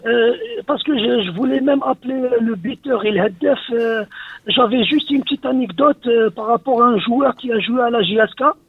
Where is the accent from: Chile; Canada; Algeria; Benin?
Algeria; Médéa, Médéa Province; now in France; je suis pas de Blida et je suis de Médéa